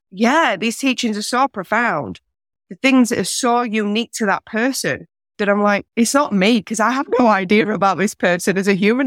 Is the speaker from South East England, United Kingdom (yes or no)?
no; north of England, Yorkshire and the Humber, United Kingdom; moved away as an adult; now in Australia; I'm from England originally. I'm from the north, a place where Yorkshire pudding was invented.